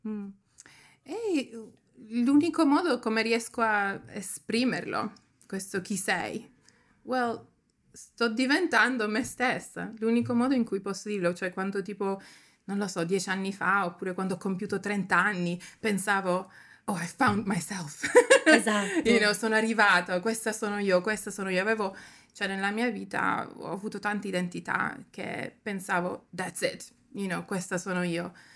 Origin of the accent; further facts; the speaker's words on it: Germany; moved away as an adult; also born or lived in Sicily, Italy; now in London, United Kingdom; nata in Italia, però cresciuta in Germania e sono scappata da lì